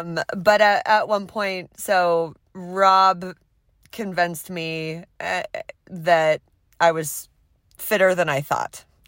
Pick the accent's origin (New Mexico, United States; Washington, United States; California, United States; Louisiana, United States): Washington, United States; Seattle; now in Anchorage, United States; I grew up about three miles north of the Space Needle in Seattle, Washington